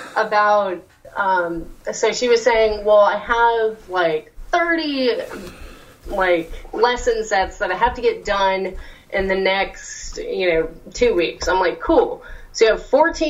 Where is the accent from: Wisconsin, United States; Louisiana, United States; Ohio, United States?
Louisiana, United States; accent: Southern; moved away; I'm actually a Louisiana, like, mostly raised there